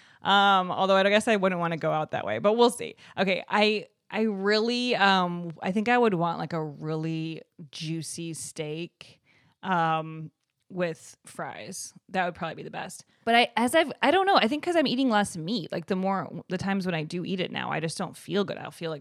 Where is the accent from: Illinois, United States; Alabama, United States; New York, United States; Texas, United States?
Illinois, United States; Evanston; Evanston, Illinois, right outside of Chicago.